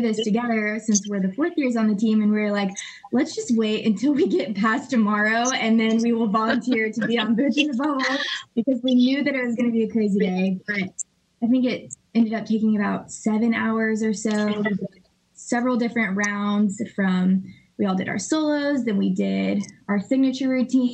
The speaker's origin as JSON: {"language": "English", "town": "Flower Mound", "region": "Texas", "country": "United States", "said": "I'm from Flower Mound, Texas"}